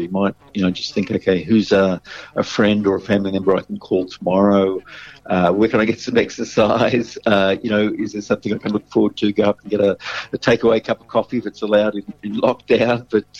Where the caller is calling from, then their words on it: Sydney, New South Wales, Australia; I'm calling from Sydney